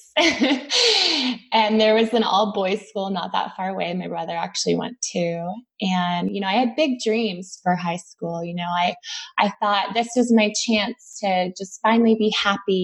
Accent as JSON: {"language": "English", "town": "San Jose", "region": "California", "country": "United States", "tie": "born or raised there", "said": "I grew up in the East foothills of Silicon Valley in San Jose, California"}